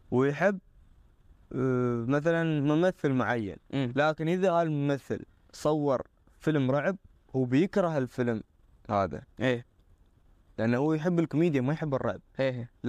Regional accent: United Arab Emirates; كريت الافلام عندنا في الامارات

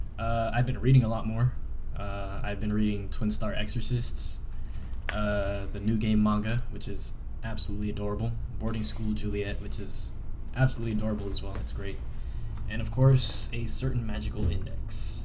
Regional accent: Philippines; Yeah, and I'm Filipino.

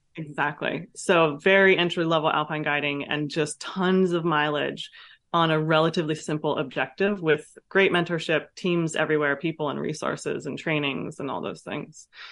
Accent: Vallejo, California, United States; also born or lived in France; I grew up in Vallejo, Ca, in California, in the city, um, with a single mom

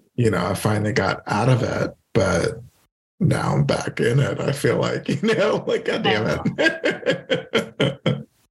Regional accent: Louisiana, United States; also born or lived in Iowa; I'm a Louisiana boy

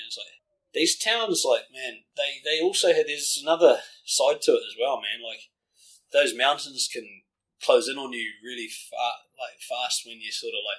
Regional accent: Auckland, New Zealand; I'm from South Auckland, and it's fucking night and day compared to this place.

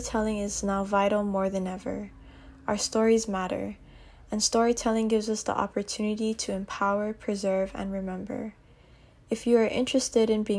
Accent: Aiea, Hawaii, United States; I am a third-generation Filipino interdisciplinary artist and cosmetologist born and raised in Aiea, Hawaii

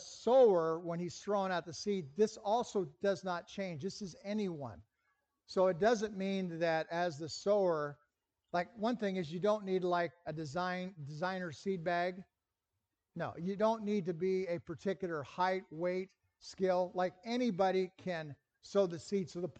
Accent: Lincoln, Nebraska, United States; I grew up in Lincoln

